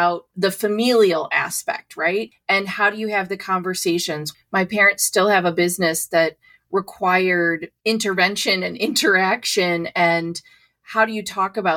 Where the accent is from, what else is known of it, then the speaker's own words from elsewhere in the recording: Ohio, United States; moved away; also born or lived in New York; I'm from Ohio.